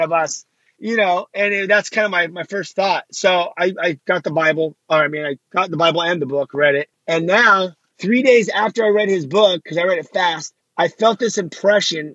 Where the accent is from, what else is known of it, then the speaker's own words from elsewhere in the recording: Los Angeles, California, United States; I grew up in Los Angeles and, uh, you know, I just grew up into this lifestyle out here.